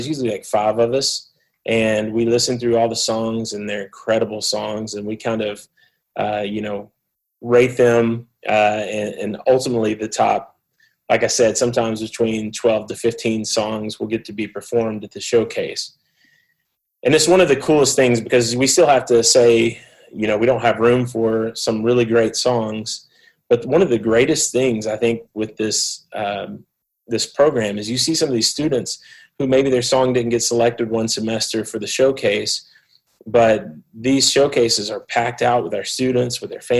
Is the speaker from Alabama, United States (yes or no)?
yes; Mobile, Alabama, United States; accent: southeast United States; moved away as an adult; also born or lived in Memphis, Tennessee; now in Phoenix, United States; I'm from Mobile, Alabama. People could probably tell I'm from the southeast of the United States with my accent.